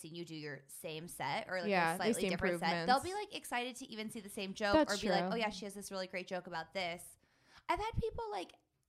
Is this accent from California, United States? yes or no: yes; Pasadena, California, United States; I'm from here. I was born in Pasadena.